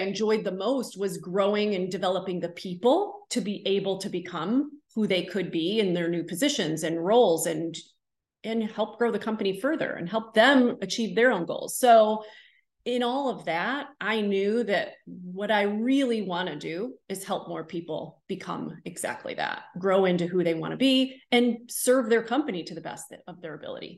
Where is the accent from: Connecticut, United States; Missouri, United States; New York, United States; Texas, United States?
New York, United States; now in North Carolina, United States; I'm from Central New York. There were not home builders there. That I came to North Carolina and I was selling homes.